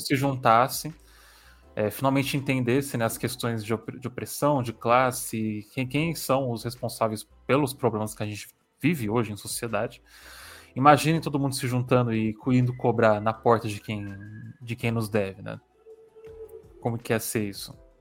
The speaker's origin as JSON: {"language": "Portuguese", "region": "São Paulo", "country": "Brazil", "said": "eu sou de São Paulo"}